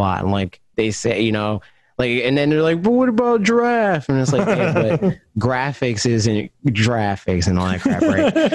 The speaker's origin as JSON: {"language": "English", "region": "New Jersey", "country": "United States", "said": "I'm freaking from New Jersey"}